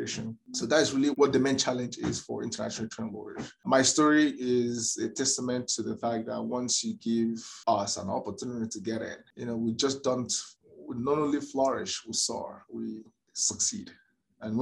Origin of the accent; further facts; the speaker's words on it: Nigeria; moved away as an adult; now in Calgary, Canada; as a Nigerian trained lawyer